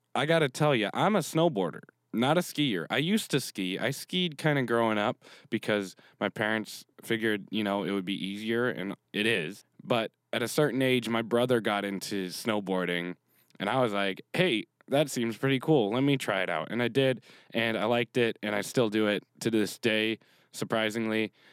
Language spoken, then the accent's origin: English; Canada; I'm from Canada, so I'm used to the cold in the winter because we get real cold.